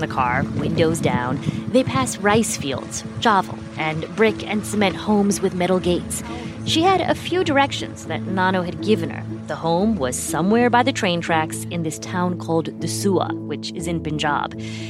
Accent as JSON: {"language": "English", "region": "Indiana", "country": "United States", "tie": "born or raised there", "said": "I grew up in Indiana. We were one of the only South Asian families in our town."}